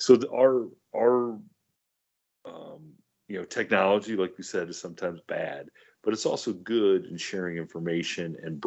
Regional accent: Ohio, United States; growing up in Ohio

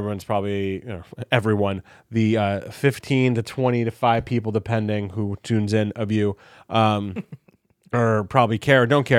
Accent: Brooklyn, New York, United States; also born or lived in New Jersey; growing up in the tri-state area, growing up in New York, growing up in Brooklyn, growing up in Jersey.

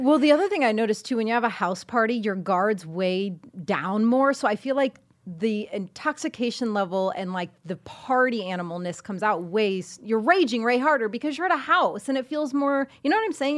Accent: Indiana, United States; moved away; I'm from Indiana, so over the holidays, I went to visit the fam for a little bit

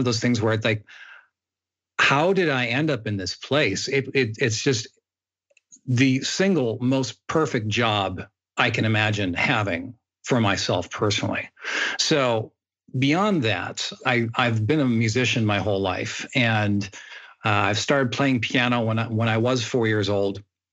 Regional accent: Midwest U.S., United States; also born or lived in Australia; now in Hollywood, United States; Grew up mainly in the Midwest U.S. and had a pretty quiet upbringing

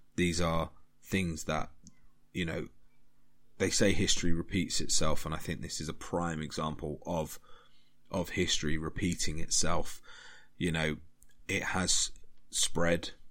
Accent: United Kingdom; I'm British and we learnt British history

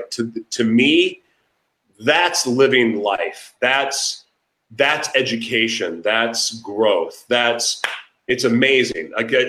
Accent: Oklahoma, United States; my childhood growing up in Oklahoma

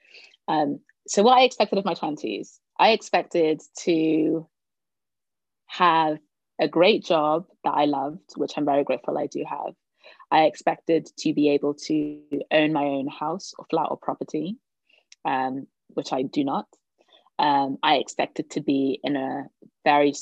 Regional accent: Cardiff, Wales, United Kingdom; moved away as an adult; now in London, United Kingdom; I'm from Cardiff, so I thought I'd come home to do that.

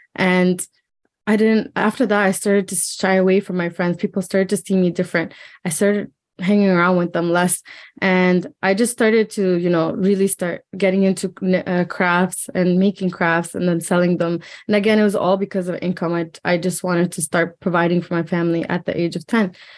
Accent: Hamilton, Ontario, Canada; we lived in an apartment in Hamilton, and I grew up like

